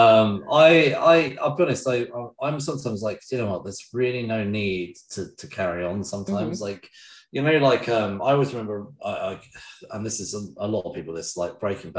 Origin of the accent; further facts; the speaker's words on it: England, United Kingdom; I'm just English